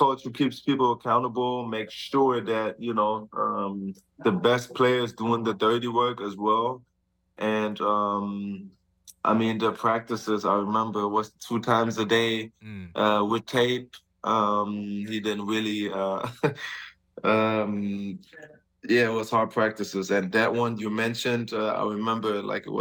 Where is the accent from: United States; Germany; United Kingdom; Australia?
Germany; moved away; we had Prinzenpark, it's called, back in my hometown